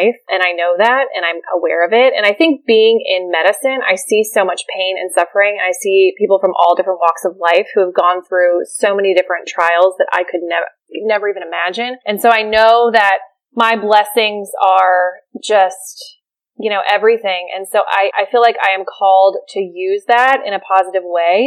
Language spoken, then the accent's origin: English; Maryland, United States; moved away as an adult; now in Charleston, United States; I grew up in Maryland. I did all my schooling there. I came to Charleston, South Carolina for residency. And I've been here ever